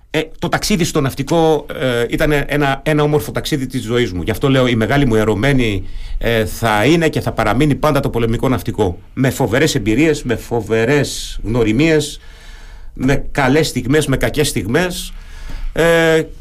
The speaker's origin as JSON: {"language": "Greek", "country": "Germany", "tie": "born or raised there", "also_born_or_lived": "Athens", "first_language": "German", "second_language": "Greek", "moved": "yes", "lives_now": "Greece", "said": "είμαι παιδί μεταναστών. Οι γονεί μου στη Γερμανία, εκεί μεγάλωσα, εκεί γαλουχήθηκα. Τα γερμανικά είναι η μητρική μου γλώσσα. Ε, επιστροφή στην Αθήνα"}